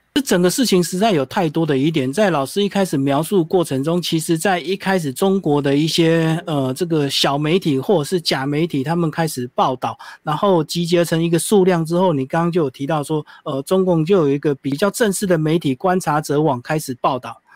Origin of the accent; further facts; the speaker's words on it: Taiwan; 我们台湾人